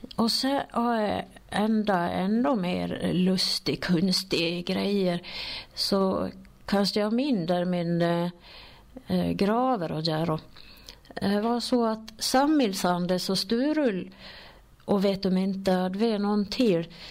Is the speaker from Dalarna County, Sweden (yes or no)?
yes; Sollerön, Dalarna County, Sweden; accent: Sollerö dialect; jag är från Soldis och jag pratar soldmål